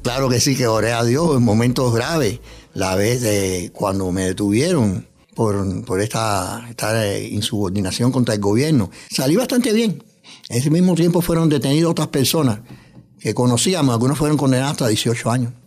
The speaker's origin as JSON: {"language": "Spanish", "country": "Cuba", "tie": "born or raised there", "also_born_or_lived": "New York, United States", "moved": "as an adult", "lives_now": "United States", "said": "He trabajado en varios órganos de prensa en mi país natal, en Cuba, también aquí en Estados Unidos, en Nueva York."}